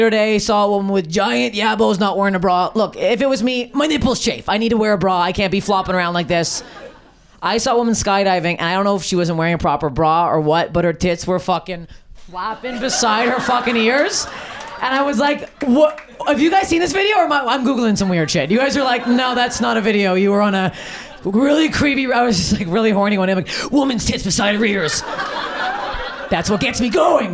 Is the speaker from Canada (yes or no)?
yes; Canada; I'm Canadian